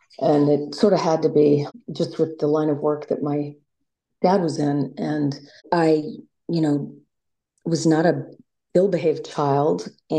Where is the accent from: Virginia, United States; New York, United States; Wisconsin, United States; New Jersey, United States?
Virginia, United States; Virginia Beach; I grew up in Virginia Beach.